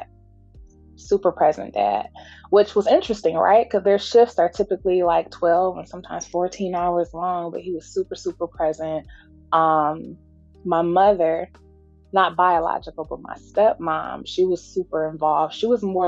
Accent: Detroit, Michigan, United States; also born or lived in Washington, D.C. / South Carolina; I was born in D.C., raised in South Carolina some, and then spent the rest of my life in Detroit

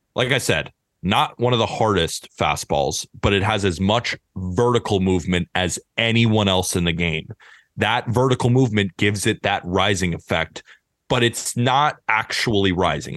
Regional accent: Santa Barbara, California, United States; I grew up in Santa Barbara, California, going to U C S B baseball games all the time.

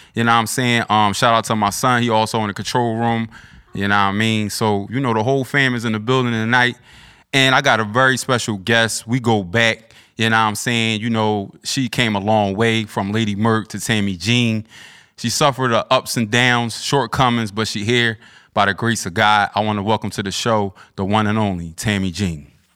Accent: Philadelphia, Pennsylvania, United States; I'm from South Philly

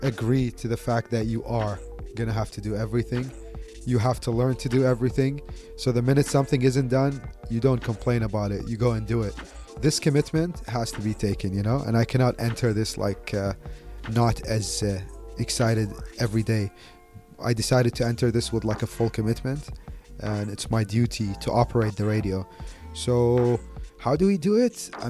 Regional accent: Baghdad, Baghdad Governorate, Iraq; also born or lived in Delhi, India / Bombay, India; now in India; I'm originally from Iraq. I was born in Baghdad. My family moved to India in the 90s I lived in Delhi for about like 18 years, lived in Bombay for three years.

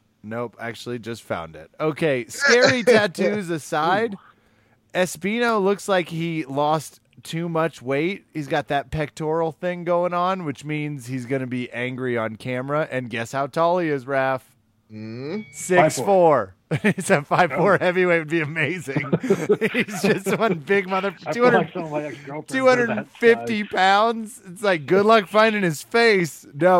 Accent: Austin, Texas, United States; And if Hughes is listening, I'm from Austin, Texas. I run an amazing gym out of there called the Dark Clan Fight Lab.

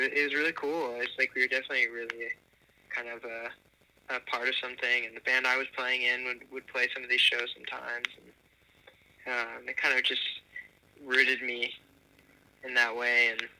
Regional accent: New Jersey, United States; born there; back to the East Coast, technically. I was born in New Jersey, but it brought me back there for 4 years

